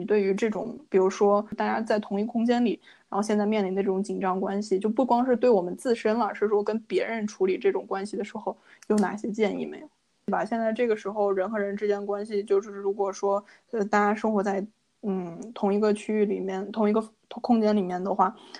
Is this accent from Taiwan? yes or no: no; China; now in Canada; 然后像我们中国人就说礼多人不怪